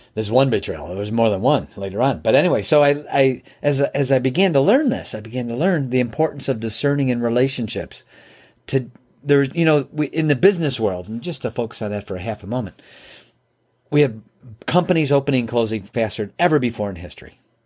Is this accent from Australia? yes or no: no; Chicago, Illinois, United States; moved away as an adult; now in Michigan, United States; I'm from Chicagoland area. I live in Michigan now, but back then I was in Chicago